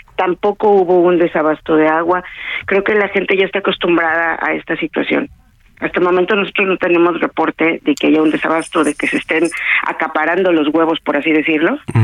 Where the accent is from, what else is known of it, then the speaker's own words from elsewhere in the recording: Mexico; como mexicanos